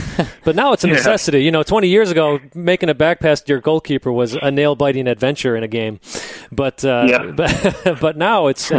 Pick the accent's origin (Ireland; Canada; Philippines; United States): United States; Wisconsin; we're from Wisconsin.